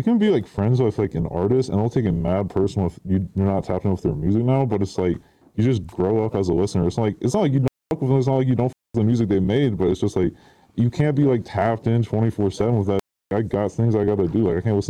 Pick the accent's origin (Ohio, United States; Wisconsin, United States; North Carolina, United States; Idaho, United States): Idaho, United States; I'm from Idaho. No, dad's like born there too.